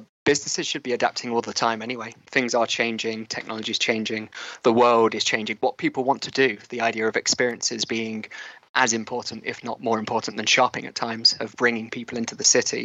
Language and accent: English; Leicester, East Midlands, United Kingdom; also born or lived in Loughborough; Leicestershire for me, I was born in Loughborough, but then very quickly moved to Leicester